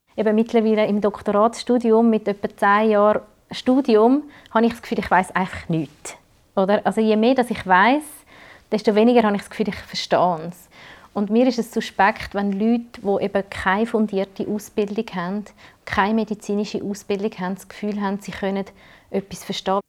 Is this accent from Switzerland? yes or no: yes; Switzerland; bei uns in der Schweiz